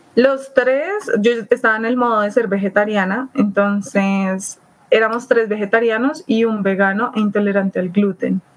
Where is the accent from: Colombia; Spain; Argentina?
Colombia; Bogotá; soy de acá de Bogotá, Colombia